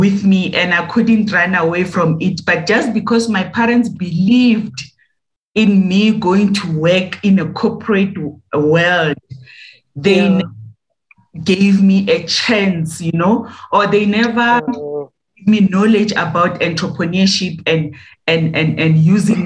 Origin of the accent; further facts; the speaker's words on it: Winterfeld, South Africa; moved away as an adult; also born or lived in East London; I was born in Winterfeld, in agricultural area, where my father has decided to buy a farm and put his family there. I grew up there, I went to school there